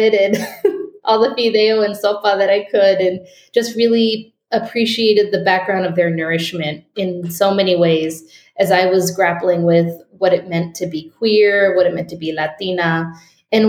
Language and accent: English; Liberty, Utah, United States; also born or lived in San Francisco / Boston; I grew up in a small town in Utah called Liberty